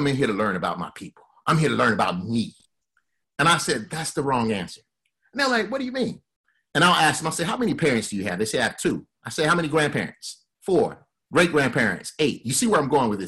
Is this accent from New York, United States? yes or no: no; Alabama, United States; my family is from Mississippi and Louisiana, I grew up in Alabama